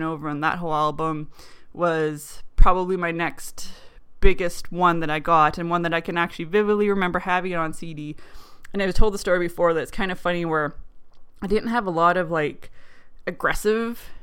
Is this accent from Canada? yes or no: yes; Canada; Being a Canadian